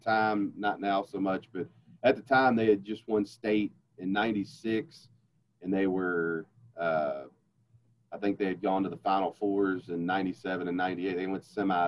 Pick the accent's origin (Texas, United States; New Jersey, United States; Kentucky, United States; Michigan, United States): Kentucky, United States; Louisville; I'm born and raised in Kentucky. Grew up in Louisville